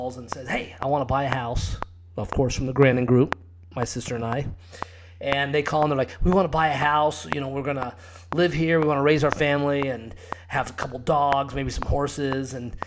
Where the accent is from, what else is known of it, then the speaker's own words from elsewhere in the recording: Scottsdale, Arizona, United States; also born or lived in Cave Creek, Arizona; I grew up in Scottsdale. I actually live in Cape Creek, Arizona now